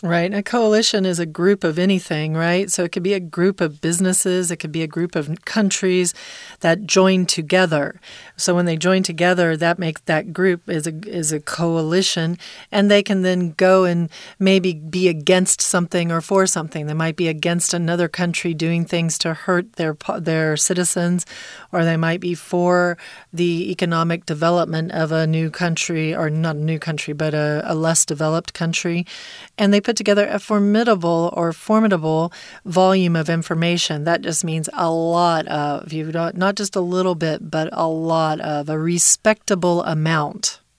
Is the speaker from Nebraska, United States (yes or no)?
no; Texas, United States; When I was a kid growing up in Texas